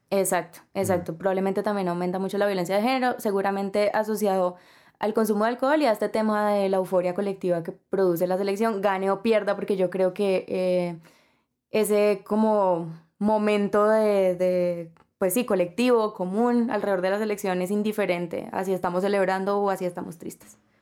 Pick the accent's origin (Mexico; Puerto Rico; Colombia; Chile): Colombia; yo por lo general no me identifico mucho como colombiana